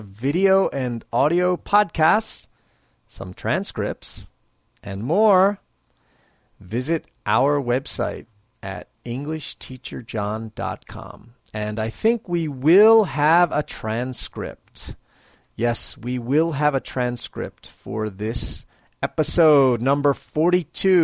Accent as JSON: {"language": "English", "town": "Philadelphia", "region": "Pennsylvania", "country": "United States", "tie": "born or raised there", "said": "my hometown of Philadelphia"}